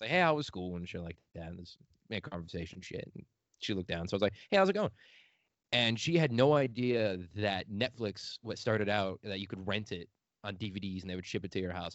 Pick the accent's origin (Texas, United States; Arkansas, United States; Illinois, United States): Illinois, United States; outside Chicago; accent: Midwestern; moved away as an adult; I'm from the outside of it a little bit